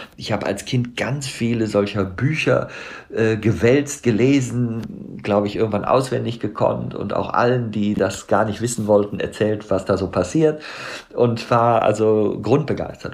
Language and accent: German; Bonn, North Rhine-Westphalia, Germany; ich bin auch Rheinländer, ich bin in Bonn geboren